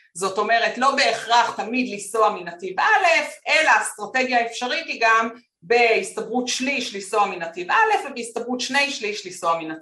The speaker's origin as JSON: {"language": "Hebrew", "town": "Petah Tikva", "region": "Central District", "country": "Israel", "tie": "born or raised there", "said": "אני גדלתי בפתח, בפתח תקווה"}